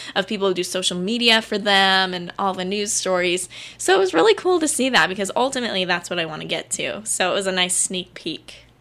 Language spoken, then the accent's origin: English; Arizona, United States; I'm from Arizona.